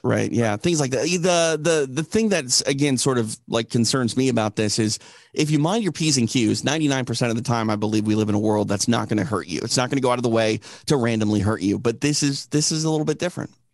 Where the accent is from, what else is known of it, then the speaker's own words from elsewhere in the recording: Midwest, United States; now in Los Angeles, United States; I'm from I'm from the Midwest, so like I have family that live, you know, in the rural parts of uh, Minnesota